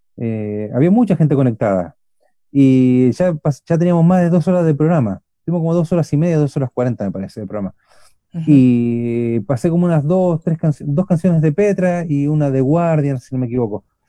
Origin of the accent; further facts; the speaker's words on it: Buenos Aires, Argentina; accent: Chilean; now in Curicó, Chile; No somos chilenos, somos argentinos, los dos somos oriundos de Buenos Aires